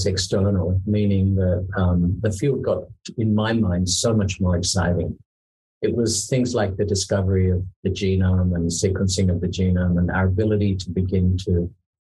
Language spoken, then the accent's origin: English; Tasmania, Australia; now in Singapore; as a kid, I grew up in Tasmania